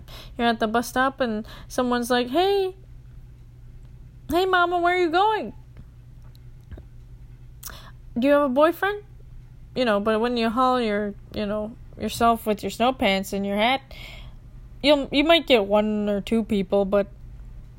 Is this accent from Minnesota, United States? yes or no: yes; Minnesota, United States; being a Minnesotan